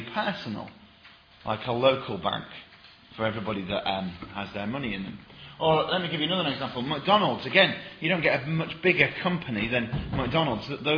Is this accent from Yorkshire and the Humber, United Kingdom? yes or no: yes; Sheffield, Yorkshire and the Humber, United Kingdom; I'm from Sheffield